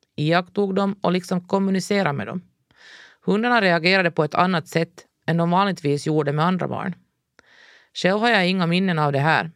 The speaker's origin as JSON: {"language": "Swedish", "town": "Ekenäs", "region": "Uusimaa", "country": "Finland", "tie": "born or raised there", "said": "vårt djurfria liv hemma i Ekenäs"}